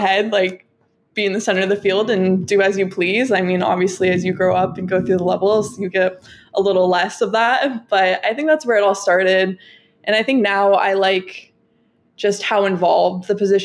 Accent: Southern California, United States; I'm from SoCal

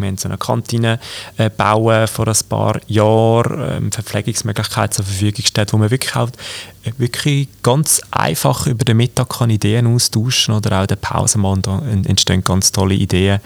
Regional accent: Aargau, Switzerland; Grossrat jetzt bei uns im Aargau

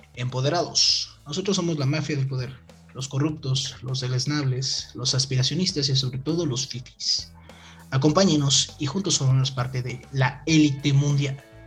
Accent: Mexico; uno como mexicano

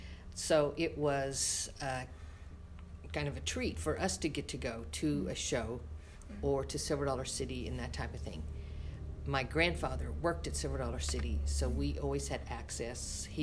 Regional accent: Kirbyville, Missouri, United States; I grew up here in the Branson area, a little bitty town 5 miles outside of Branson called Kirbyville. But I went to Branson High School after finishing grade school at Kirbyville. I worked here in the area, as did most all of my family

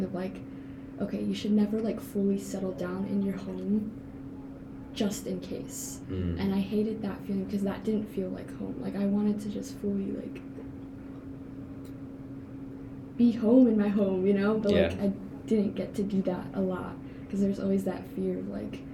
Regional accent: Chicago, Illinois, United States; I still say Chicago because like I moved within Chicago, or like suburbs of Chicago

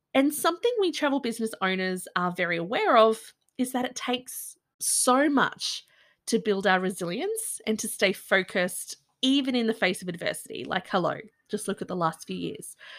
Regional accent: Byron Shire, New South Wales, Australia; I grew up in the Byron Shire

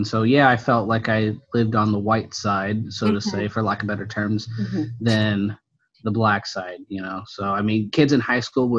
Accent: Antioch, California, United States; I grew up in the Bay Area in a city, more of a town called Antioch

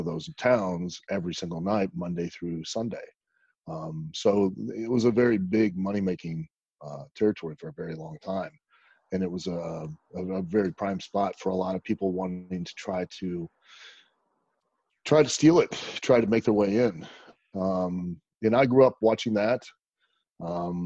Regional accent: Northwest Ohio, United States; now in Louisville, United States; I grew up in Ohio, in Northwest Ohio.

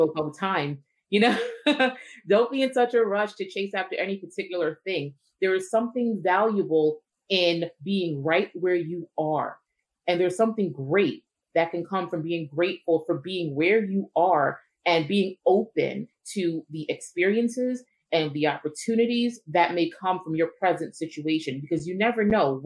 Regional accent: New Jersey, United States; I was born and raised here in New Jersey, educated in New Jersey and in New York. So I am an East Coast girl

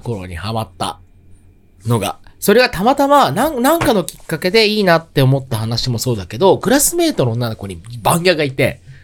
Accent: Tokyo, Japan; 東京生まれ、東京育ち

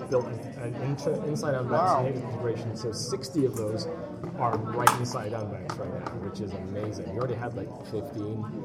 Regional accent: Canada; being Canadian

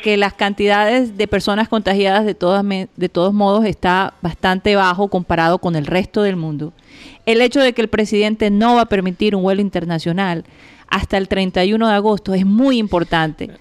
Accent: Colombia; nuestro futuro como ciudadanos colombianos

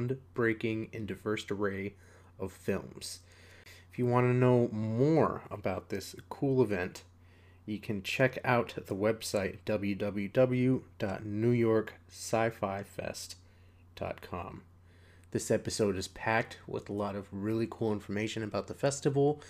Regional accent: East Coast, United States; now in Texas, United States; I live down in Texas, but I'm originally from the East Coast

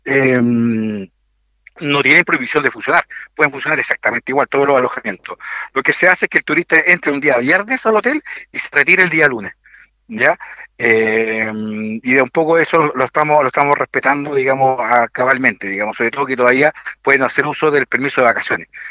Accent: Linares, Maule, Chile; also born or lived in Santiago Metropolitan Region; now in San José de Maipo, Chile; Yo soy de Linares, así que eh, mi corazón está allá

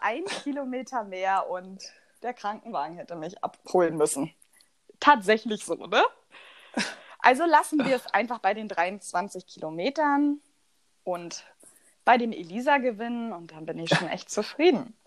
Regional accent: eastern Germany, East Germany, Germany; Bei uns im Osten

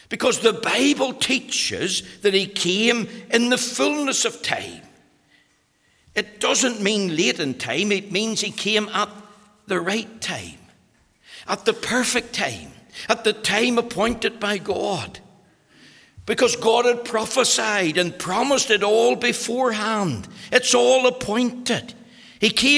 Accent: Magherafelt, Northern Ireland, United Kingdom; I was born in Macrafelt

